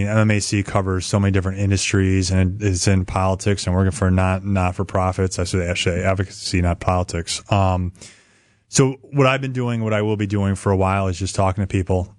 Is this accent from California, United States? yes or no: no; Chicago, Illinois, United States; moved away as an adult; also born or lived in Sheboygan, Wisconsin; now in Milwaukee, United States; I grew up in Chicago. And after I grew up in Chicago, I played basketball, went to Lakeland University in Sheboygan, graduated, moved to Milwaukee